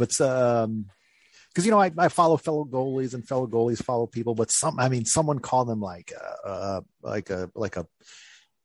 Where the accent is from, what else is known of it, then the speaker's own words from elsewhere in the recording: San Jose, California, United States; it's in my hometown. That's where I first started playing ice hockey.